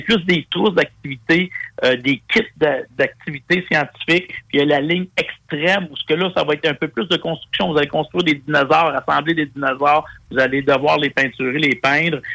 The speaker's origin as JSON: {"language": "French", "region": "Quebec", "country": "Canada", "said": "ici, chez nous au Québec"}